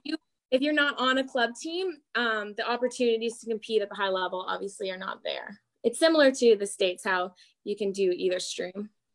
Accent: Prince Edward Island, Canada; I come from Prince Edward Island, which has about 145,000 people in the whole province

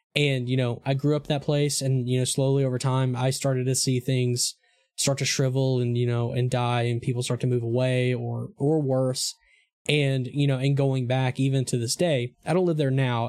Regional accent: Eastern Arkansas, United States; moved away; I'm from, I'm from, like, the Delta, I'm from Eastern Arkansas.

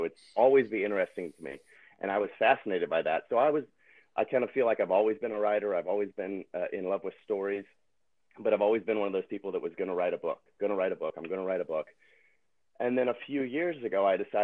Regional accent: Tennessee, United States; now in California, United States; I'm from Tennessee, my wife is from Wisconsin. We don't have any family here

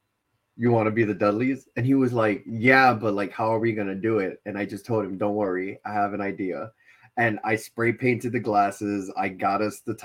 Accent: Rahway, New Jersey, United States; I'm from Rahway

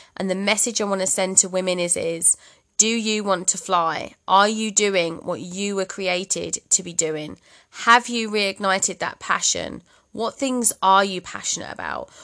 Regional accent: Bromley, London, United Kingdom; moved away as an adult; also born or lived in Midlands; now in Cumbria, United Kingdom; I'm from London originally. Borderlines Kent, actually, Bromley Kent.

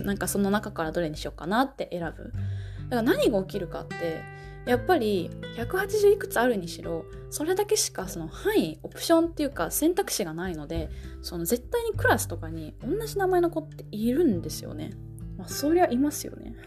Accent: Japan; 日本人の私

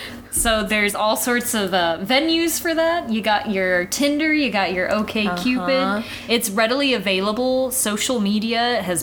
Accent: the South, United States; we were raised in the South.

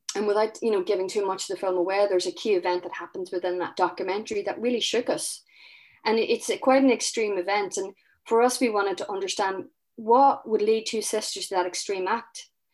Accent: Northern Ireland, United Kingdom; I'm from Northern Ireland, so I started researching about traumas locally. And, you know, you know, I, I grew up, I was eleven when the Good Friday Agreement happened

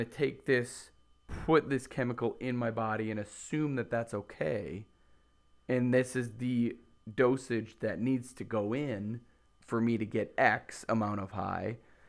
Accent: Mitchell, South Dakota, United States; moved away as an adult; now in Roseau, United States; I'm from Mitchell, South Dakota, and We moved to Roseau, Minnesota.

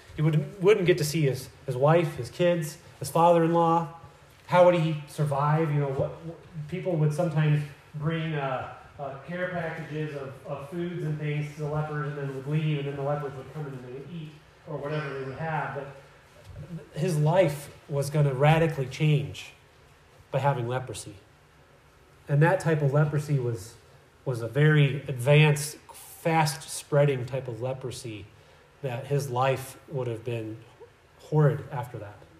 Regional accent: Iowa, United States; growing up in Iowa, we, we did a lot of hay uh, for our cows

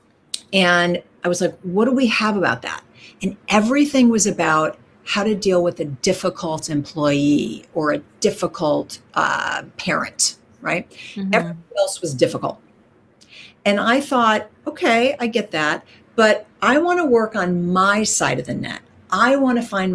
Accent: Minnesota, United States; I was raised in the middle of the United States in Minnesota.

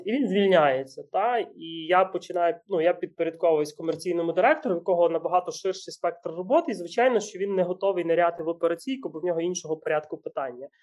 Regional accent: Ukraine; ми народились в Україні

